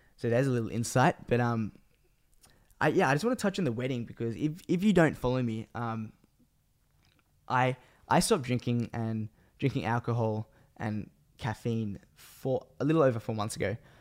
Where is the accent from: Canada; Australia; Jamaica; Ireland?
Australia; also born or lived in Sydney, Australia; I am from Australia